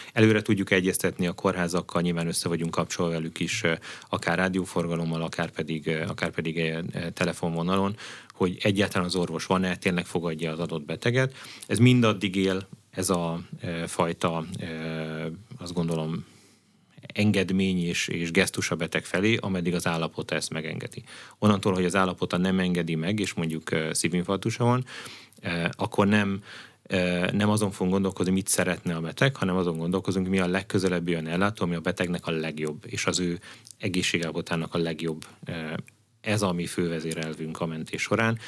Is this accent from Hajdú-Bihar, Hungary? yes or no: yes; Debrecen, Hajdú-Bihar, Hungary; debreceni gyerek vagyok